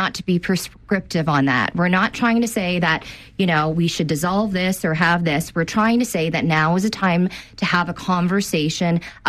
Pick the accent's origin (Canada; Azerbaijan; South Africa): Canada; Cambridge, Ontario; And I'm a proud resident of Cambridge.